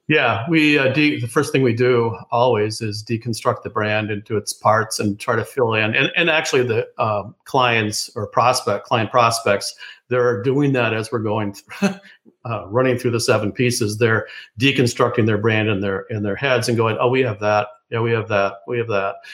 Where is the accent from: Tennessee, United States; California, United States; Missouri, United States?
California, United States; Oceanside; moved away; also born or lived in Minnesota / New York; I was born in Oceanside, California